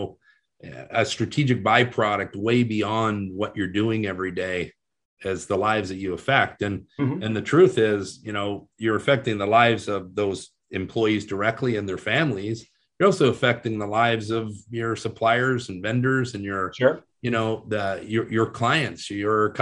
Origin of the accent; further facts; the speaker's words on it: Canada; being a Canadian boy, and I was playing AAA hockey at the time